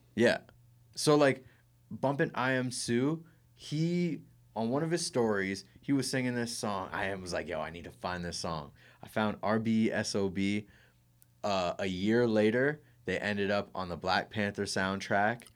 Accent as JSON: {"language": "English", "town": "Kitchener", "region": "Ontario", "country": "Canada", "tie": "born or raised there", "said": "I was born in Grand River Hospital"}